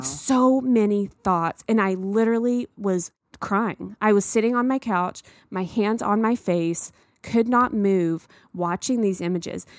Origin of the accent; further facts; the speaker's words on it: the South, United States; I grew up in the South, and there are many times in my childhood where I felt different